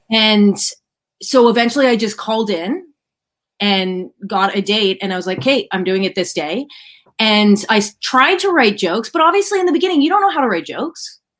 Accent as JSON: {"language": "English", "town": "Ottawa", "region": "Ontario", "country": "Canada", "tie": "born or raised there", "said": "I am from Ottawa, which is the capital city of Canada"}